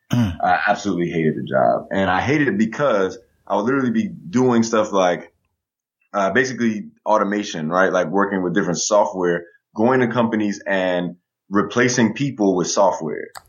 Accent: Chicago, Illinois, United States; moved away; Growing up in Chicago

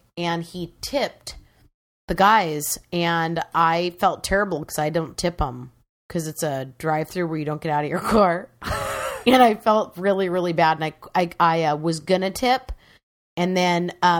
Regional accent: Washington, United States; I hail from Washington.

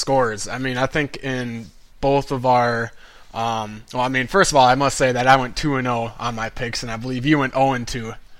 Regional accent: Breckenridge, Minnesota, United States; my hometown of Breckeners, Minnesota

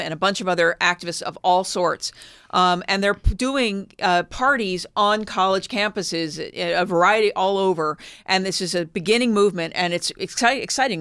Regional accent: Philadelphia, Pennsylvania, United States; moved away; I grew up in Philadelphia

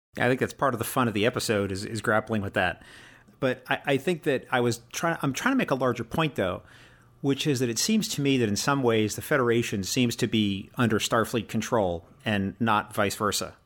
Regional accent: United States; I'm American

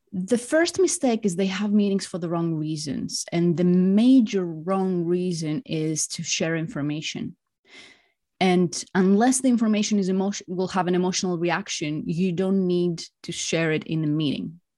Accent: Greece; moved away as an adult; also born or lived in Spain / France / Singapore; now in London, United Kingdom; I'm Greek. I grew up in Greece.

